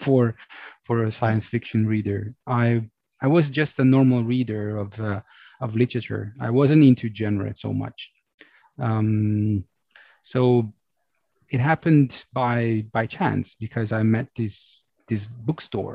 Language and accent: English; Rome, Lazio, Italy; also born or lived in Amsterdam, Netherlands; I'm from Rome, I'm from Italy